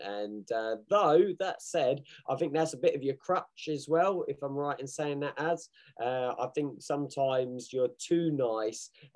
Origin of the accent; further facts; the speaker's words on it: England, United Kingdom; I'm English, I'm British through and through